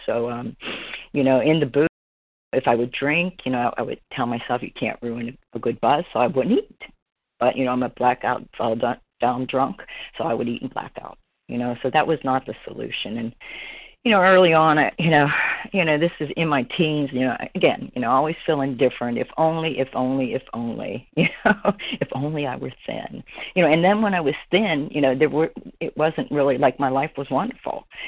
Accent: Pennsylvania, United States; moved away as an adult; now in Florida, United States; I'm originally from Pennsylvania

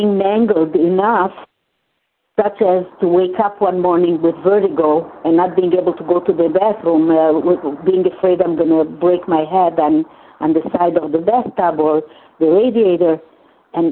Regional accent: Hungary; first language Hungarian; English is a second language; moved away; in my mother tongue, in Hungarian

